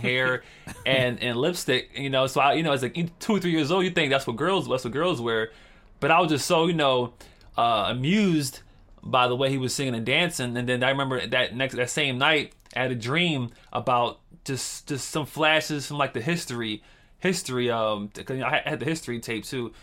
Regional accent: Philadelphia, Pennsylvania, United States; I grew up in Philadelphia

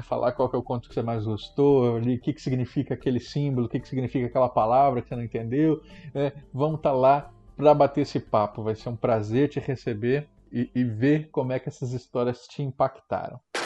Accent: Mato Grosso do Sul, Brazil; Eu coloco a minha terra, Mato Grosso do Sul

